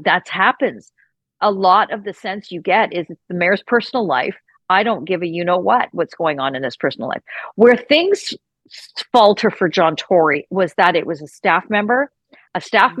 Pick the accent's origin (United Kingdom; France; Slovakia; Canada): Canada; Saskatchewan; moved away as an adult; also born or lived in Ontario; now in Toronto, Canada; I grew up in Saskatchewan, born and raised in Saskatchewan